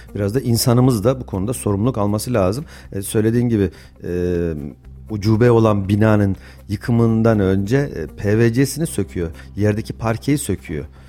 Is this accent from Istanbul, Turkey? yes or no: no; Kayseri Province, Turkey; ben Kayseriliyim.